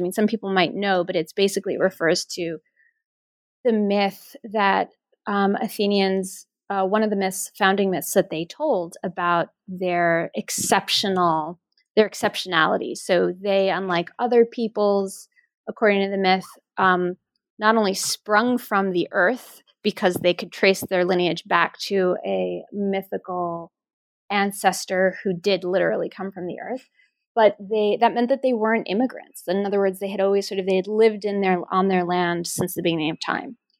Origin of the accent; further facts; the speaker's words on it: New York, United States; when I was growing up in New York, my father is a, a Greek immigrant